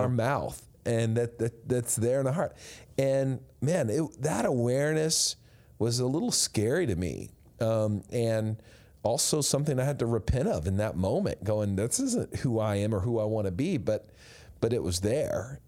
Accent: West Texas, United States; growing up in Washington, D C, a far cry from growing up in West Texas

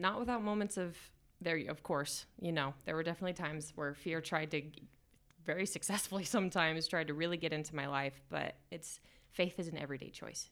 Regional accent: Salt Lake City, Utah, United States; also born or lived in Idaho; I grew up basically here in Salt Lake City, Utah.

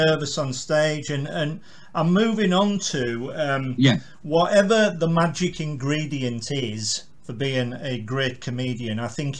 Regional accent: Carlisle, North West England, United Kingdom; where are you from, sir? I said, Carlisle.

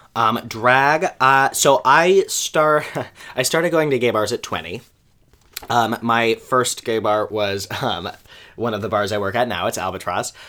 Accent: Kingman, Arizona, United States; born or raised there; moved away as an adult; also born or lived in Moscow, Idaho; now in New York, United States

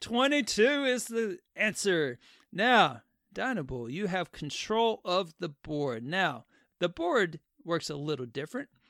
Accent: the South, United States; I'm a Southerner too

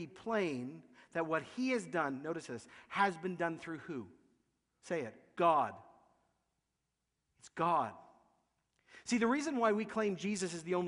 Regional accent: Canada; We're kind people. We're religious people. We're Canadian

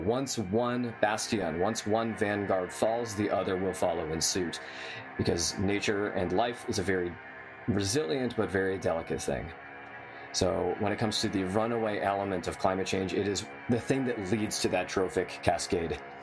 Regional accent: San Diego, California, United States; I grew up in San Diego

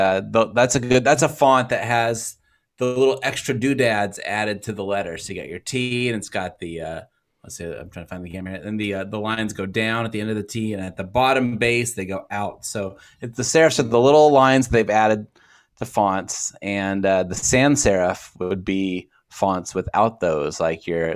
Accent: Texas, United States; I grew up in Texas.

